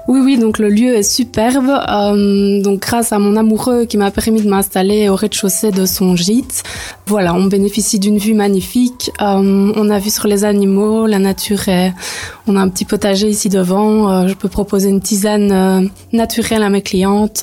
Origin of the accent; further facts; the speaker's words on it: Neupré, Wallonia, Belgium; moved away as an adult; also born or lived in Bêche, Vielsalm / Liège; now in Vielsalm, Belgium; Donc moi à la base, je viens de Neupré près de Liège. Je suis toute nouvelle ici à Bèche